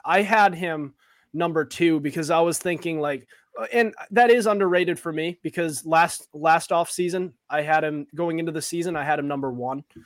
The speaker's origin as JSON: {"language": "English", "town": "Sutton", "region": "Massachusetts", "country": "United States", "tie": "born or raised there", "said": "Sutton's tough. when it comes to, uh, when it comes to soccer, my hometown"}